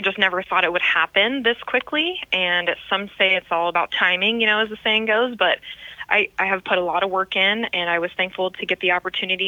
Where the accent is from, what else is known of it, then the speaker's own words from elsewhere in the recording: Sugar Land, Texas, United States; moved away; I am from Sugar Land, Texas